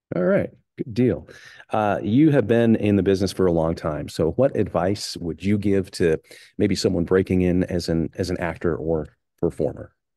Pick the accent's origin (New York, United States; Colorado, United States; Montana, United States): Montana, United States; Helena; Helena native